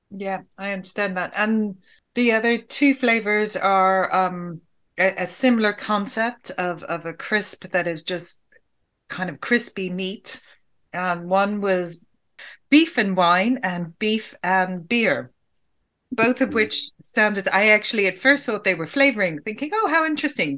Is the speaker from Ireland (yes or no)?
yes; Ireland; as an Irish person